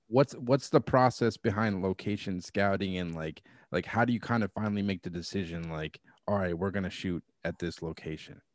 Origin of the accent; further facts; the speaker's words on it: Massachusetts, United States; my home state in Massachusetts